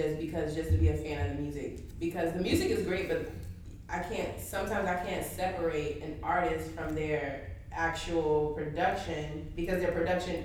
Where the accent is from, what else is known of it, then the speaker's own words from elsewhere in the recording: Belgrade, Serbia; I'm from Belgrade, okay?